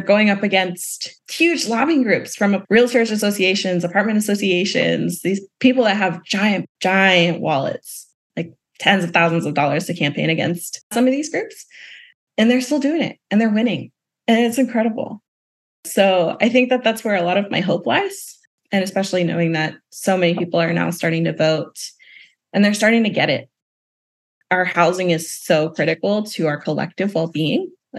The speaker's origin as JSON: {"language": "English", "region": "the South", "country": "United States", "tie": "born or raised there", "said": "And then especially as a Southerner born and raised, I'm particularly inspired by Southern organizers."}